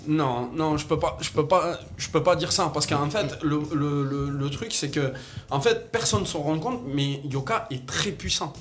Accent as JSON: {"language": "French", "country": "Algeria", "said": "je suis algérien, moi, de, de, de nationalité"}